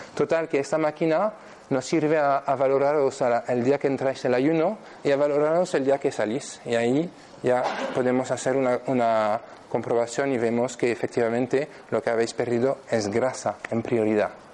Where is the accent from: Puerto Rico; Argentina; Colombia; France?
France; Spanish is a second language; moved away as an adult; now in Spain; soy francés, vivo aquí en España desde 2009, desde hace siete años.